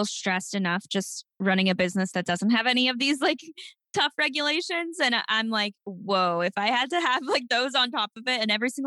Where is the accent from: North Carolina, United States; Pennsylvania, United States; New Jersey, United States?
North Carolina, United States; now in Miami, United States; I'm from North Carolina